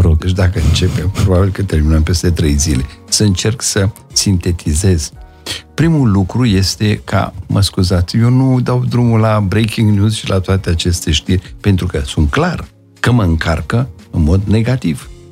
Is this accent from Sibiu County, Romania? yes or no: no; Brașov, Brașov County, Romania; also born or lived in Vaslui; am ajuns până la urmă în Brașov și toată educația mea, ca și a, um, școală primară, ca după aceea liceul, în liceul Andrei Șaguna, am făcut în Brașov.